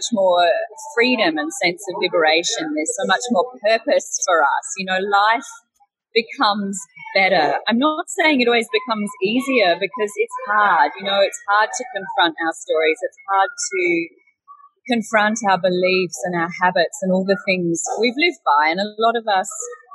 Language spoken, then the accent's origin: English; Australia; moved away as an adult; now in Bali, Indonesia; So I am an Australian and I'm now living in Bali